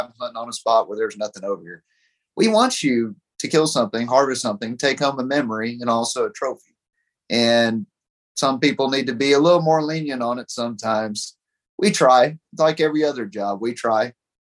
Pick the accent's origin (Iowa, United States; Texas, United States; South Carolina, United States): Texas, United States; Pipe Creek; I grew up in Pipe Creek right by Bandera, and I'd always seen them as a kid.